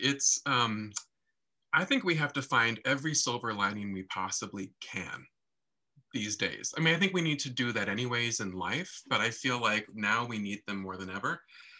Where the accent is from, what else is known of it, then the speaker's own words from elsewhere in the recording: Des Moines, Iowa, United States; moved away; also born or lived in Texas / New York; I grew up in Des Moines